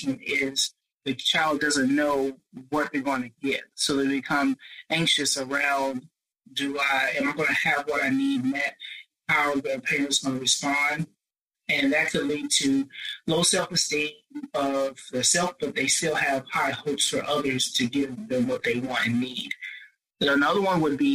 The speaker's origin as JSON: {"language": "English", "town": "Spartanburg", "region": "South Carolina", "country": "United States", "tie": "born or raised there", "also_born_or_lived": "Rock Hill, South Carolina", "said": "I'm from Spartanburg, South Carolina, where I do work at a local university"}